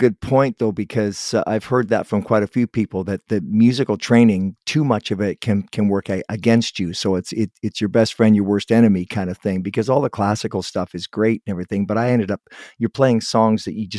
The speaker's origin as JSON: {"language": "English", "town": "Toronto", "region": "Ontario", "country": "Canada", "tie": "born or raised there", "moved": "yes", "lives_now": "West Coast, Canada", "said": "I was born in Toronto, but I'm on the West Coast"}